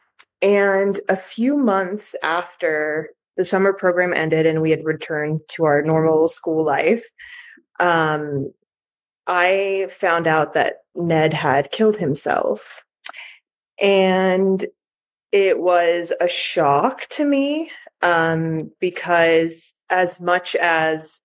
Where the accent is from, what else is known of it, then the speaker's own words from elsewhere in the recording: United States; my parents are both from Greece, but I grew up in the United States